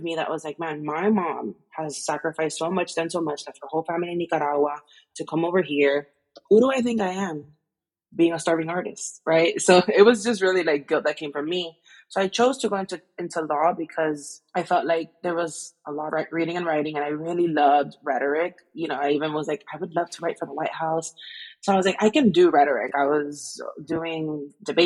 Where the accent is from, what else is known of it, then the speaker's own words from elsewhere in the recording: Miami, Florida, United States; I'm from Miami